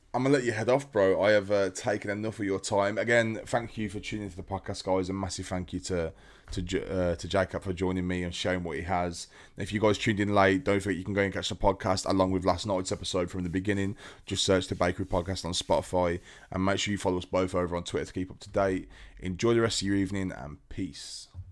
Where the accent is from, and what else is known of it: United Kingdom